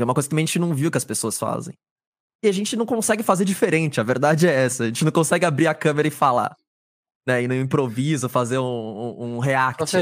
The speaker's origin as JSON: {"language": "Portuguese", "region": "São Paulo", "country": "Brazil", "said": "sou aqui da cidade de São Paulo, capital"}